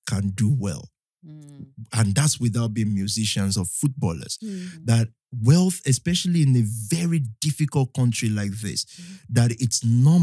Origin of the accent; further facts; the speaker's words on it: Ibadan, Oyo, Nigeria; now in United Kingdom; I'm not from Ibadan, but I grew up there. I grew up there